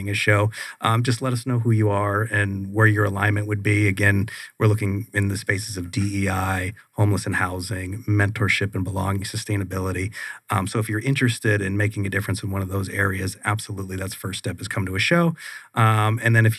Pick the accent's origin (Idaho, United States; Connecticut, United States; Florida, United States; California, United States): California, United States; San Jose; also born or lived in Pittsburgh, Pennsylvania; Originally from Pittsburgh, Pennsylvania. I grew up in San Jose, California. That's where I went to high school.